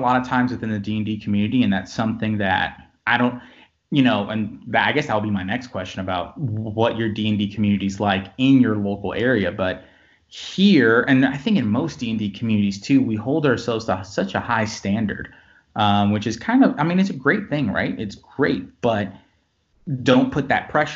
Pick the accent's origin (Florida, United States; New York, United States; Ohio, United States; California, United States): Florida, United States; now in the Carolinas, United States; born and raised in Florida, but, you know, moved to the South, to the Carolinas later, and, you know, for most of my life.